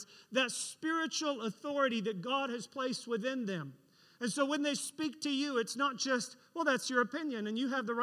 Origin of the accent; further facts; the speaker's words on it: Florida, United States; we're from Florida